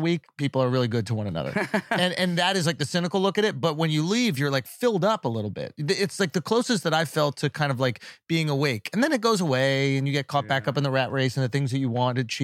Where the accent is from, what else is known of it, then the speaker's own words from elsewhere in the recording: New York, United States; I'm from New York